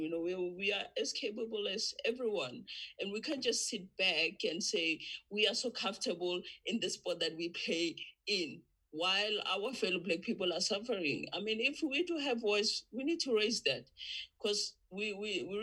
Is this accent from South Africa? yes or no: yes; South Africa; from South Africa